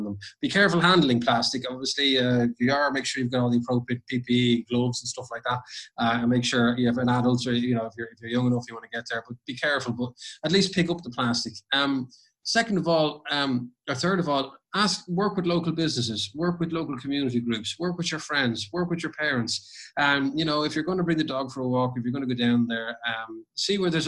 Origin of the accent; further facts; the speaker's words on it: Ireland; when I grew up in Ireland